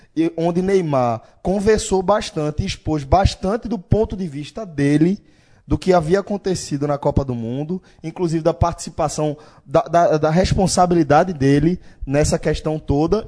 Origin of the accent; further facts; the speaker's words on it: Brazil; nós como latino-americanos, especificamente brasileiros